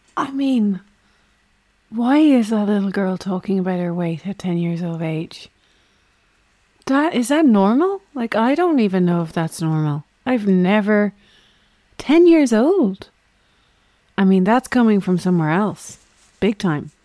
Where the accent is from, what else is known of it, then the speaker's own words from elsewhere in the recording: Navan, Leinster, Ireland; accent: Navan; my big Navan accent.